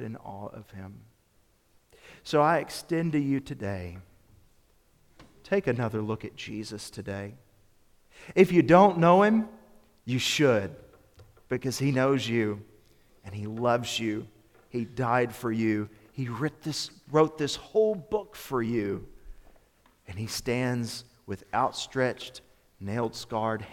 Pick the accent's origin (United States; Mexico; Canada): United States; Memphis, Tennessee; My youth minister, growing up in Memphis, is a fellow by the name of Phil Newberry